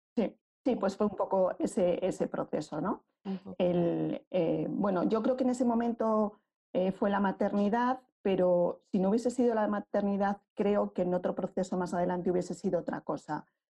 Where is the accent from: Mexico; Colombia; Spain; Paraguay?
Spain; Madrid, Community of Madrid; yo soy de Madrid, aunque mi familia es extremeña